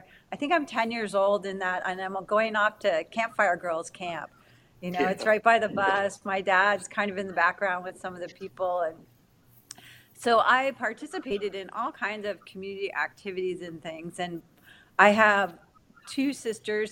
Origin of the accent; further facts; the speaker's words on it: West Covina, California, United States; I grew up in West Covina